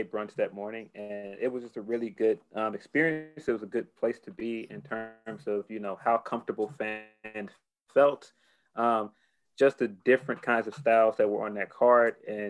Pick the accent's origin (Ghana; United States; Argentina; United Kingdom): United States; Chicago, Illinois; I'm Chicagoan